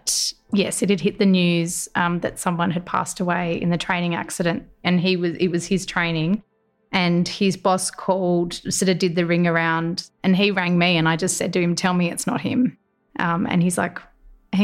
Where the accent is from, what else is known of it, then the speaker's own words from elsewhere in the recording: Gold Coast, Queensland, Australia; moved away as an adult; also born or lived in Canberra; they asked where I was from because I'd only been in Canberra about 3 weeks at that stage. And I said I was from the Gold Coast